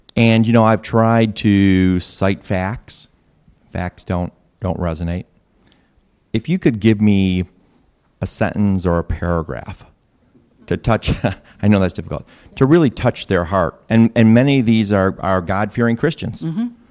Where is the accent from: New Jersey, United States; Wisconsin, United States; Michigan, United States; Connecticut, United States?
Michigan, United States; moved away; I come from Michigan